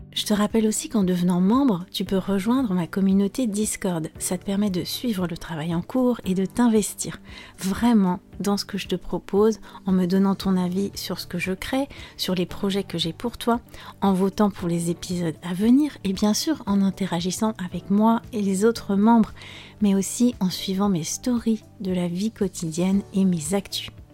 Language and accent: French; France; je suis française